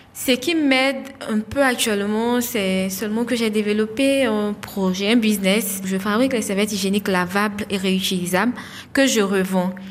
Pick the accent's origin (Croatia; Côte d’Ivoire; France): Côte d’Ivoire; Divo, Lôh-Djiboua; also born or lived in Abidjan; J'ai grandi à Adivo, à l'ouest de, de la Côte d'Ivoire